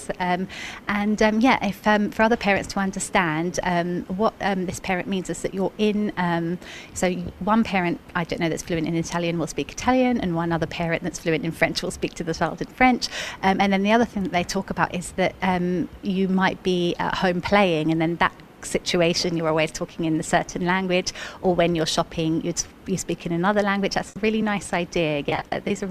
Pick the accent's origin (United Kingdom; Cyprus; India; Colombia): Cyprus; first language English; now in United Arab Emirates; I'm actually Cypriot, so I learnt Greek as a second language